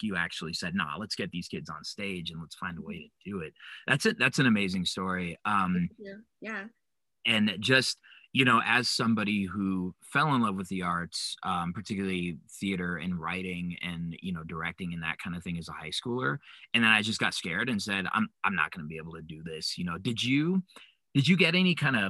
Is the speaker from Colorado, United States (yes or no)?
yes; Denver, Colorado, United States; I grew up in Five Points, and I remember doing high school theater